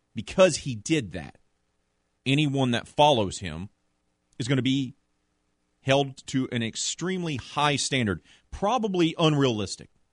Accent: Prairieville, Louisiana, United States; growing up in the Greater Baton Rouge area, Prairieville to be exact, as a kid in the late eighties, early nineties

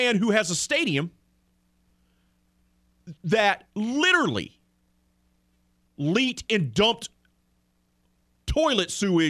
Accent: Mobile, Alabama, United States; I grew up in Mobile, and I'm a TBS superstation baby. and grew up with Dale Murphy and Bob Horner and Rafael Ramirez and all those guys in the 80s.

